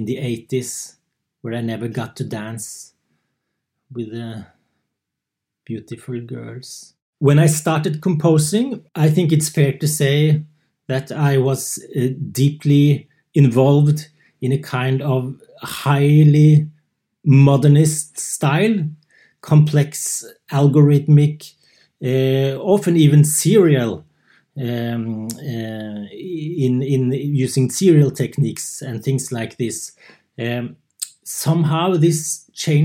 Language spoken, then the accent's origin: English; Oslo, Norway; moved away as an adult; also born or lived in Värmland, Sweden; now in Sweden; I come from Oslo, Norway. But for the last 6-7 years, I've been living in the forest in Värmland, Sweden